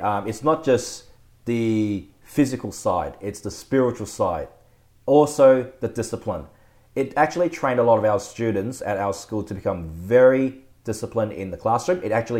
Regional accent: Geelong, Victoria, Australia; also born or lived in Melbourne; I was born in Melbourne, of course. But then after a while, we emigrated to... Well, not emigrated. Why am I talking like that? We moved to Geelong. So I did my primary school education up there in Geelong for the first 6 years

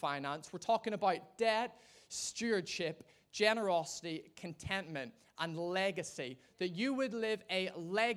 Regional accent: Ireland; being an Irishman

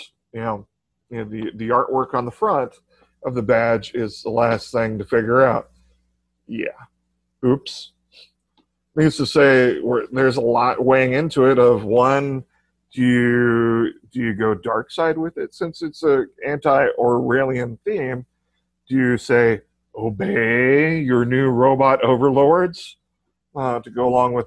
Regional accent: Texas, United States; I'm from Texas. We've got Mexican influence in our culture

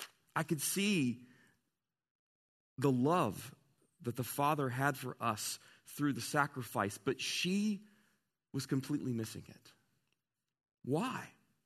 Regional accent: Southern United States, United States; I grew up wrestling with when I was in the Bible, you know, growing up in the Bible Belt, but I never said out loud.

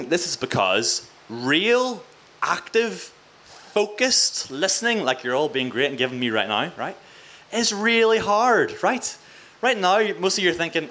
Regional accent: Mid-Ulster, Northern Ireland, United Kingdom; also born or lived in Coleraine; I'm from Mid-Ulster, right? I'm a wee country Christian Presbyterian boy

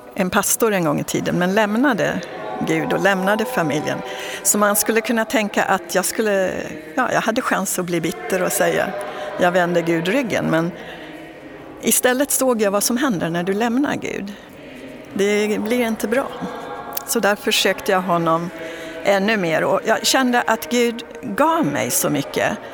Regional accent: Dalarna County, Sweden; så är jag född och uppväxt i en liten by i Dalarna

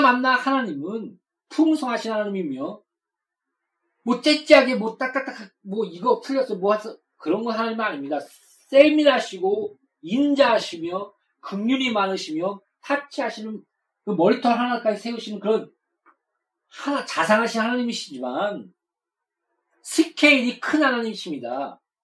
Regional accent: South Korea; 우리가 태어나고 싶어서 한국에 태어났습니까?

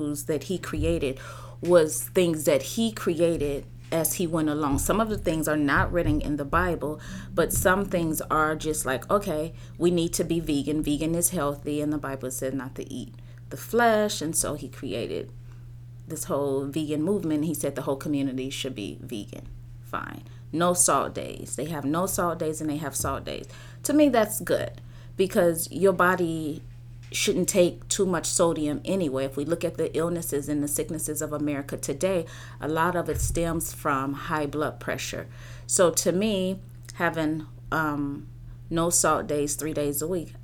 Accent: Dimona, Southern District, Israel; now in United States; I'm born and raised in Israel. I grew up in a village in Dimona.

